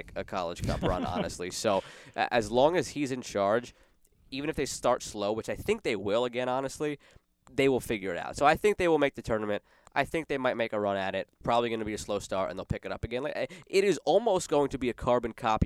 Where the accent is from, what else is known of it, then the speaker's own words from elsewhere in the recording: United States; I'm from the New York, New Jersey area